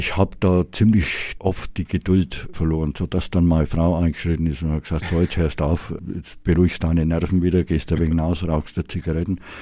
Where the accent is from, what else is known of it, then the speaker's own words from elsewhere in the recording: Nuremberg, Bavaria, Germany; ich bin äh, gebürtiger Mögeldorfer. Das war auch von den Großeltern mütterlicherseits haben die 1938 hat der Großvater äh, ein Häusler gebaut und, und da bin ich aufgewachsen